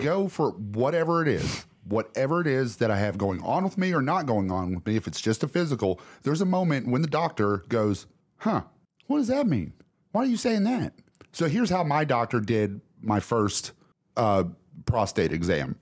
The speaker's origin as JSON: {"language": "English", "region": "Alabama", "country": "United States", "said": "I'm from Alabama"}